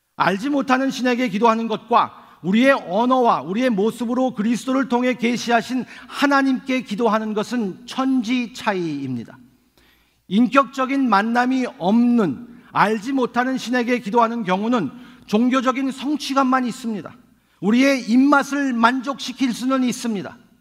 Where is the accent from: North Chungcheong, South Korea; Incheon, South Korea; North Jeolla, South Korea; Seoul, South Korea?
Seoul, South Korea; now in New York, United States; 저는 서울에서 태어나서 지금은 뉴욕에 살고 있기 때문에